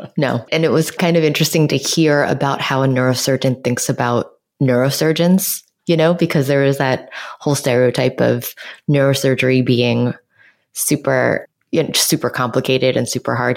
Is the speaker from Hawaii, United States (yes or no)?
no; New York City, New York, United States; born or raised there